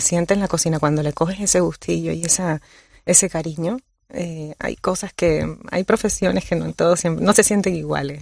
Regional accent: Colombia; now in Canary Islands, Spain; nací en Colombia y llevo 20 años ya viviendo en, Canarias

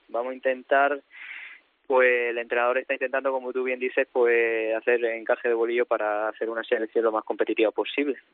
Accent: Spain; moved away as an adult; now in Russia; yo soy español

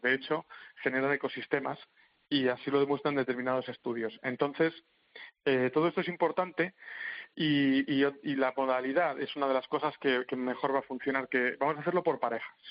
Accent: Madrid, Community of Madrid, Spain; yo soy de Madrid

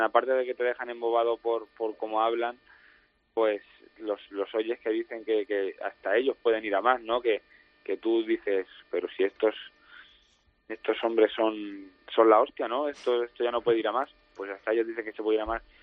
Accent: Pepino, Castilla-La Mancha, Spain; also born or lived in Talavera de la Reina; nací en Talavera, aunque vivo en Pepino. Prácticamente al, al poco rato de nacer ya estaba aquí

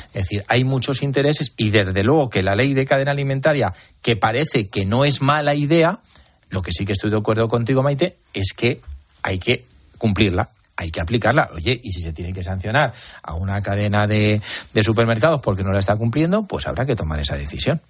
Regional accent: Almansa, Castilla-La Mancha, Spain; los que somos de Almansa

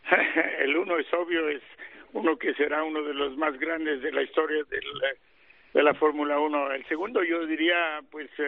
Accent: Mexico; soy, soy mexicano

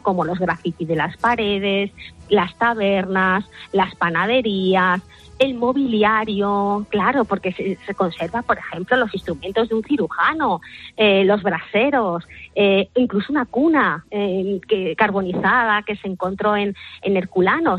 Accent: Madrid, Community of Madrid, Spain; Yo soy de Madrid

